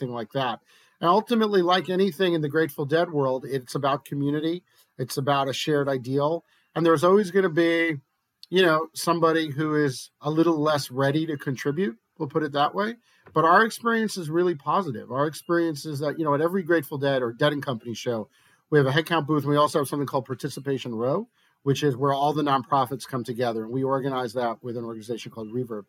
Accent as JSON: {"language": "English", "region": "New Jersey", "country": "United States", "said": "in my home state, in Jersey"}